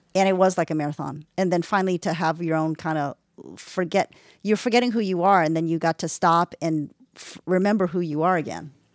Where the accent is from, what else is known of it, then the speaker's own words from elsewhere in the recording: London, United Kingdom; I grew up in London